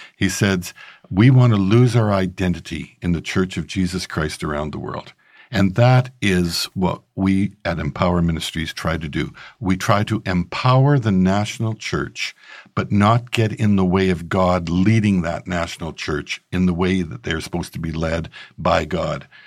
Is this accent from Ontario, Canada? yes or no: no; Regina, Saskatchewan, Canada; I grew up in Regina, Saskatchewan, Canada.